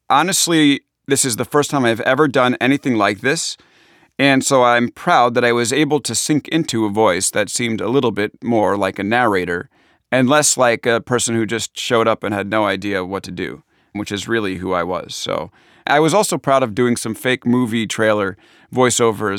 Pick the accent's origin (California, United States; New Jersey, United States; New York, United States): New York, United States; Long Island; accent: Long Island; my Long Island accent